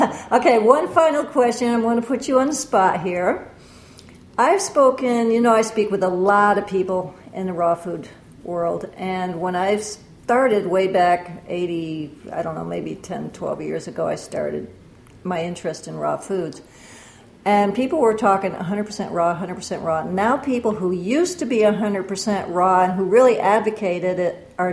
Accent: Bristol, Connecticut, United States; I'm from Bristol, Connecticut

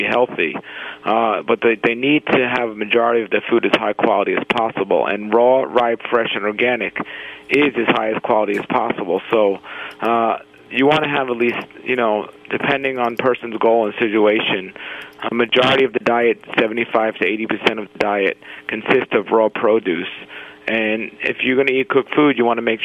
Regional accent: New York City, New York, United States; I grew up in Brooklyn, New York

